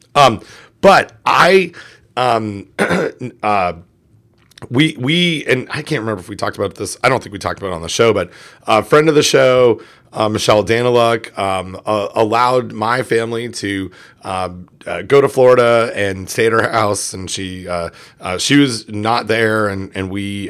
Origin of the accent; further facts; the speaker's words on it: Canada; I'm Canadian